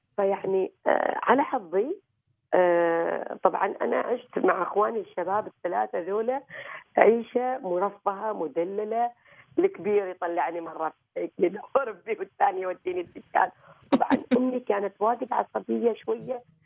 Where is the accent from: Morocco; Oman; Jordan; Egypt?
Oman; غرسنا في هذا البلد